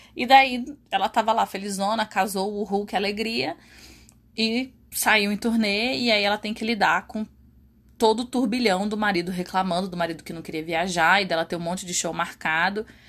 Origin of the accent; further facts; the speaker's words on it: Rio de Janeiro, Brazil; lá no Rio de Janeiro na minha terra